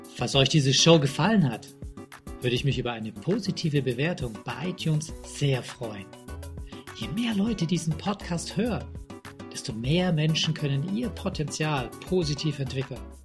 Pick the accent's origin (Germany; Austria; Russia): Austria; Tyrol; aus meinem Heimatland